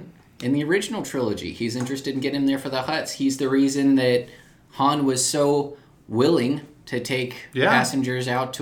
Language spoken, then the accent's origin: English; Texas, United States; I'm from Texas.